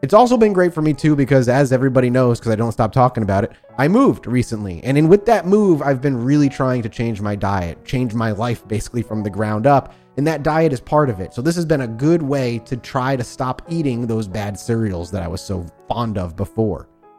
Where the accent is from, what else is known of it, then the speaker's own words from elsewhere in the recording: Rhode Island, United States; Oh, I grew up in Rhode Island.